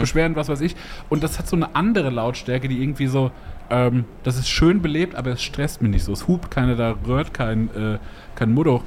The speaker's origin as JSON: {"language": "German", "region": "Hesse", "country": "Germany", "said": "ich äh, eben als Hesse"}